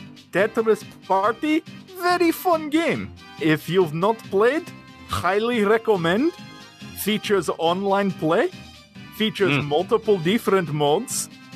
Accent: Russia; Listen, friend John, I am from Russia. We know a thing or two about elimination.

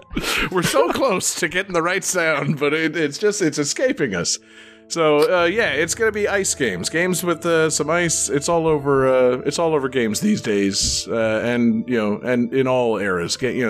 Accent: Florida, United States; I'm from Florida.

